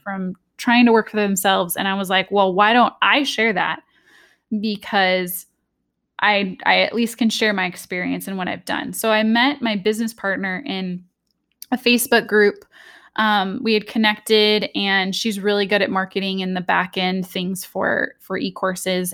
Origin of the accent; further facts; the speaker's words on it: Southern California, United States; I'm from Southern California, the U S.